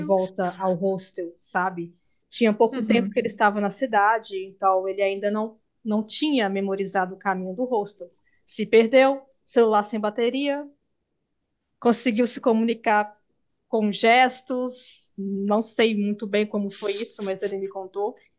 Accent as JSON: {"language": "Portuguese", "country": "Brazil", "said": "nós brasileiros"}